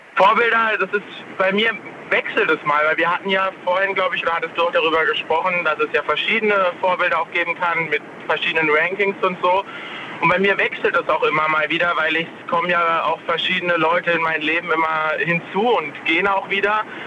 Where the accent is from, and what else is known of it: Tauberbischofsheim, Baden-Württemberg, Germany; moved away as an adult; now in Breda, Netherlands